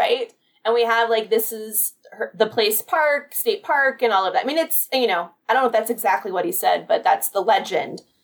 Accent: Carlsbad, California, United States; moved away; also born or lived in Pasadena, California; I grew up in the San Diego area, so Carlsbad specifically

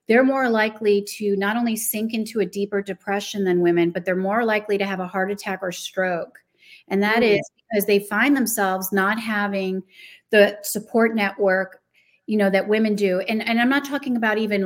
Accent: New Jersey, United States; moved away; also born or lived in Chicago, Illinois; I'm originally from New Jersey

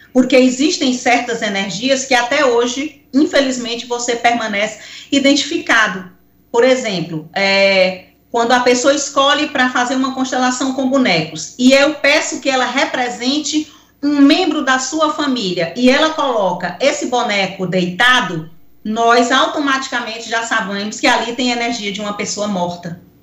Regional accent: Picos, Piauí, Brazil; quando eu era pequena, lá em Picos, aonde eu nasci

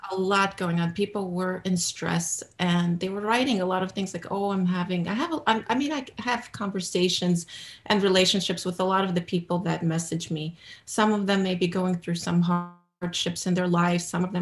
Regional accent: New York City, New York, United States; now in New Jersey, United States; I was born and raised in America, in Brooklyn, New York

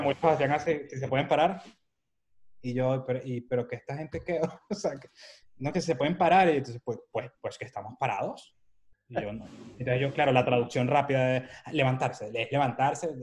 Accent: Venezuela; moved away as an adult; now in Madrid, Spain; soy de Venezuela, mi papá nació en Cádiz

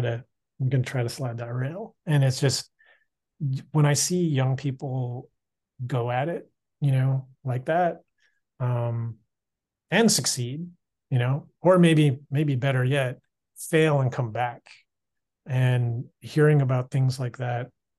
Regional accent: Canby Village area, British Columbia, Canada; Both you and I grew up in Canby Village area

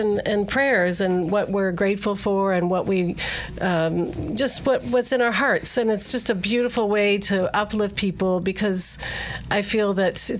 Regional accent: Canada; now in United States; I'm from Canada originally

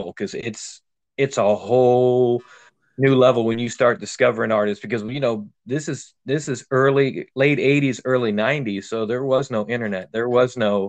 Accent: Melbourne, Florida, United States; being from growing up in Florida

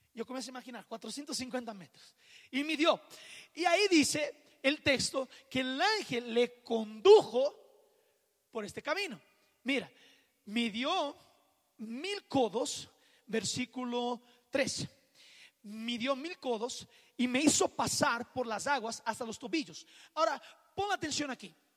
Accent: Rio de Janeiro, Brazil; moved away; yo soy de Río de Janeiro

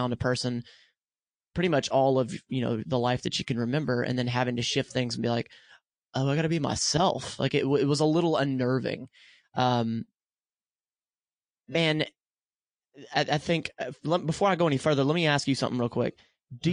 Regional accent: the South, United States; I grew up in the South.

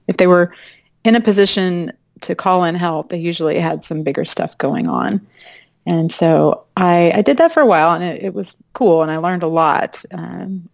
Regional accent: Arlington, Texas, United States; moved away as an adult; also born or lived in Fort Worth, Texas / California; now in Austin, United States; I'm from Arlington, Dallas-Fort Worth area

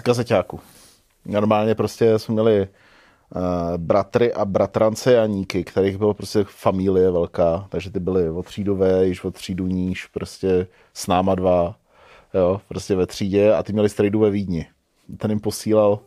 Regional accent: Hořovice, Central Bohemian Region, Czechia; moved away as an adult; also born or lived in Prague; já jsem odcházel z Gimplu pryč z Hořovic prostě úplně do, do Velké Prahy

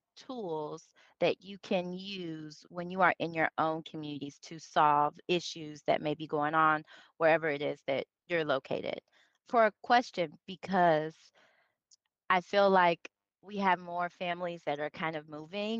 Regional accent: the South, United States; I'm from the South

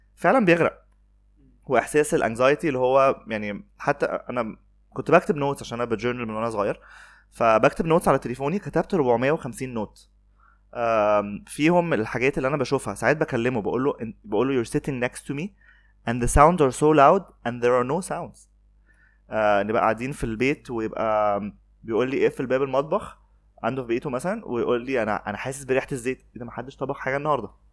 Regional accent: Alexandria, Alexandria Governorate, Egypt; انا اسكندراني

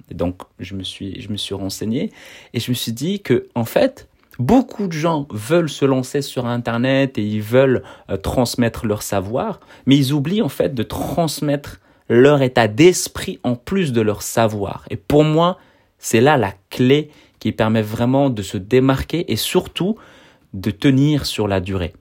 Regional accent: Brussels, Brussels-Capital Region, Belgium; je suis en Belgique, je suis de Bruxelles.

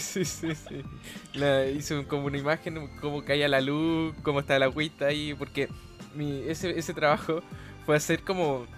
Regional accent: Chile; tengo 24 años, soy chileno

